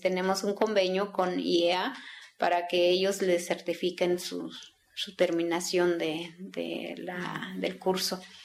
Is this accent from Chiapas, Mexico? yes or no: yes; Aguacatenango, Chiapas, Mexico; first language Tzeltal; Spanish is a second language; also born or lived in San Cristóbal de las Casas; Yo soy originaria de Aguacatenango, municipio de Venustiano Carranza